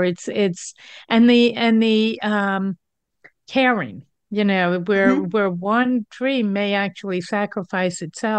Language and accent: English; East Coast, United States; now in Denver, United States; I grew up on the East Coast, but I live in Denver now.